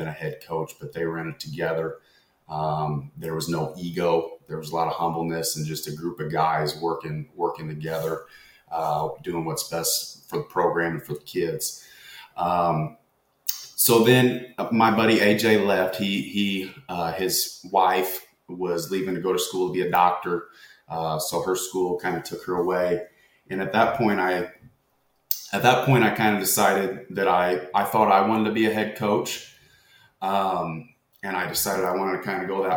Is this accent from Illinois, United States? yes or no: yes; Du Quoin, Illinois, United States; I'm from a small town in Southern Illinois, DuQuoin, Illinois, born and raised here